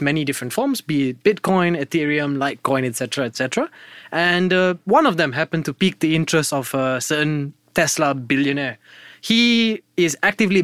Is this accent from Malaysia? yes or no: yes; Malaysia; as a Malaysian